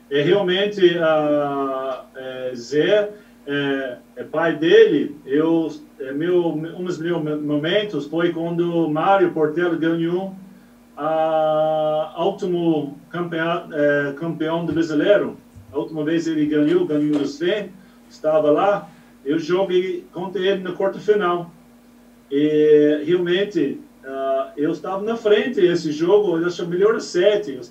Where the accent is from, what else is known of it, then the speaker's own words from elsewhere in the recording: New Zealand; Portuguese is a second language; Eu venho da, do outro lado do mundo, eu sou originalmente de Nova